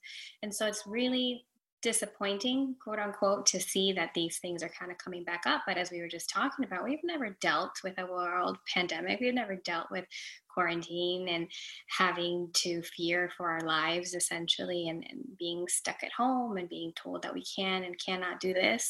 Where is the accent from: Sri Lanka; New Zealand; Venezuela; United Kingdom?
Venezuela; now in Florida, United States; I am in Florida, United States of America. I'm originally from Venezuela.